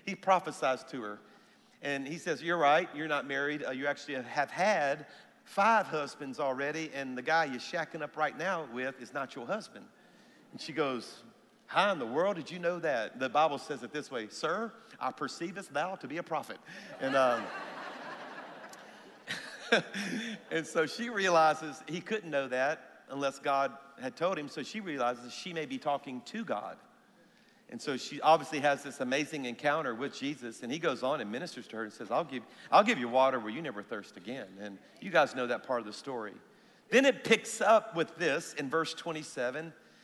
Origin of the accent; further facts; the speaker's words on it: South Louisiana, United States; now in Alabama, United States; even though my church is in Alabama, I'm a Cajun, everybody, all right? So I'm from South Louisiana